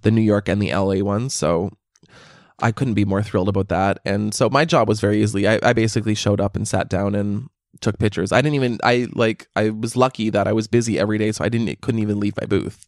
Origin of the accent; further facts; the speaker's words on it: Canada; I'm Canadian.